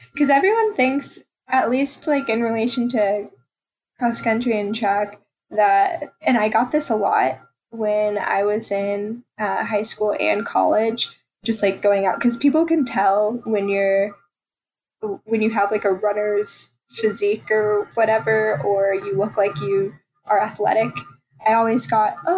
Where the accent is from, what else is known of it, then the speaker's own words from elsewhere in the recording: Roswell, Georgia, United States; now in Wilmington, United States; I grew up in Atlanta and it's a more diverse area